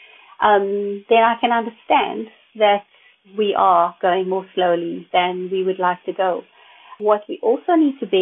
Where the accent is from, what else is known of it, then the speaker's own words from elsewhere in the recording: South Africa; speaking as a South African